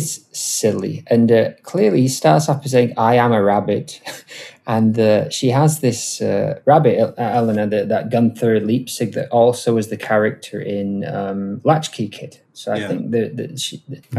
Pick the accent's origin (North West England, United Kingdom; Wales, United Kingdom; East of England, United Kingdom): North West England, United Kingdom; Wigan; we're from Wigan, the three of us